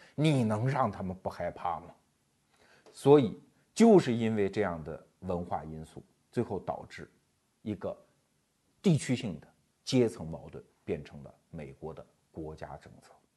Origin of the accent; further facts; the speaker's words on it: China; 我们中国人安土重迁啊， 我们就在这片土地上繁衍生息